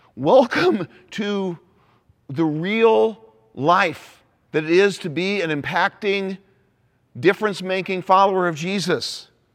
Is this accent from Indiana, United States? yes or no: yes; Indianapolis, Indiana, United States; I'm an Indianapolis Colts fan 'cause that's my hometown